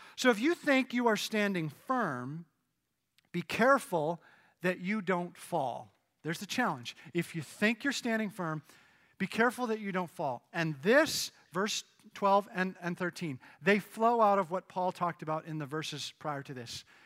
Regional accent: Canada; moved away; Growing up in Canada

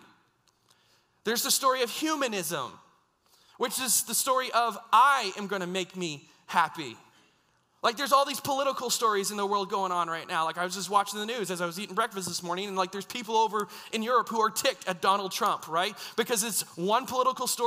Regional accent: United States; now in Canada; I grew up in the States

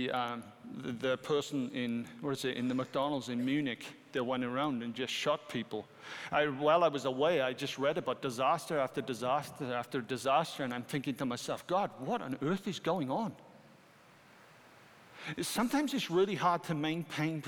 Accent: United Kingdom; I'm a British citizen

